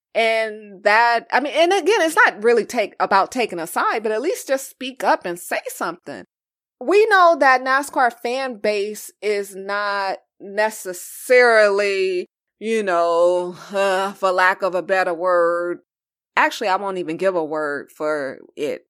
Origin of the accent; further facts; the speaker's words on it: Los Angeles, California, United States; I'm from Los Angeles, I lived through the Rodney King riots in ninety-two.